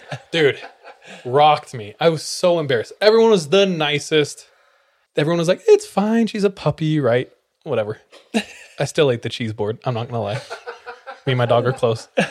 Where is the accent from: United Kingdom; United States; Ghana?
United States; California; moved away; originally from California